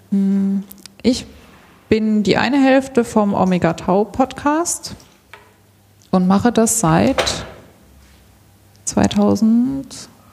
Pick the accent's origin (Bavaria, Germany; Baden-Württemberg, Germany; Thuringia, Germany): Baden-Württemberg, Germany; Karlsruhe; born there; also born or lived in Switzerland; now in Stuttgart, Germany; 1978 in Karlsruhe. Ich lebe in Stuttgart. Ähm, genau, und ich habe einen Teil meiner Kindheit in der Schweiz verbracht, also ich kann die Schweiz hier so ein bisschen repräsentieren.